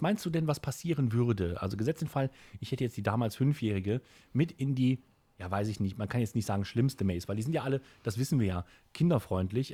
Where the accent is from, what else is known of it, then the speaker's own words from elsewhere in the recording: Kempen, North Rhine-Westphalia, Germany; hier bei uns in Kempen